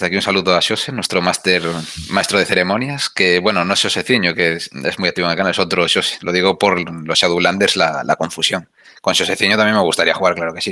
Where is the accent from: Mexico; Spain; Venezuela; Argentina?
Spain; Galicia; yo como soy gallego